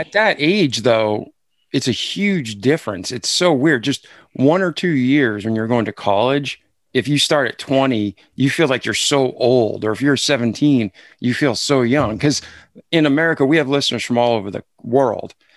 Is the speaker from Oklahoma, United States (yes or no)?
no; Milford, Massachusetts, United States; I'm from Boston, outside of Boston, Milford, Mass